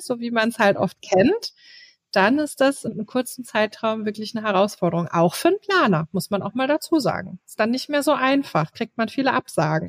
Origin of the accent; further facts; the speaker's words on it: Berlin, Germany; bei uns in Berlin